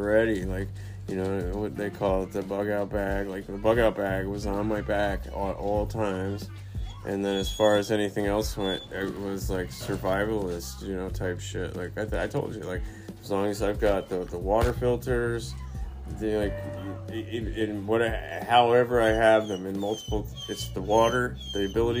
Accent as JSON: {"language": "English", "country": "United States", "said": "our land, like my land, America"}